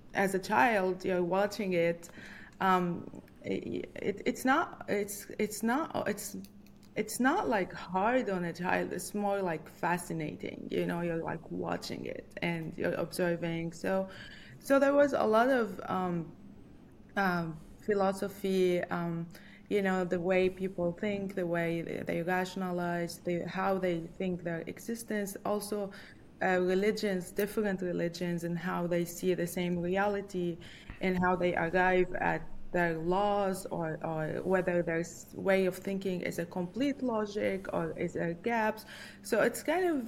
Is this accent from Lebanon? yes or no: yes; Lebanon; moved away as an adult; also born or lived in New York City, United States / Ann Arbor, Michigan, United States; now in Virginia, United States; I'm from Lebanon, and Lebanon has always been a country with a lot of conflict.